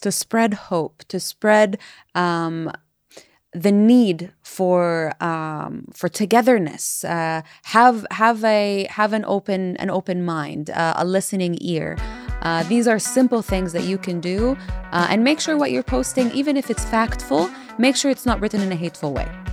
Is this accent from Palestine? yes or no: yes; Palestine; I was Palestinian